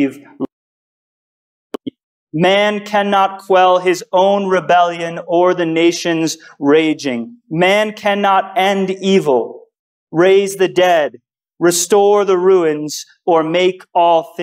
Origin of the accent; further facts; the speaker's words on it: United States; As an American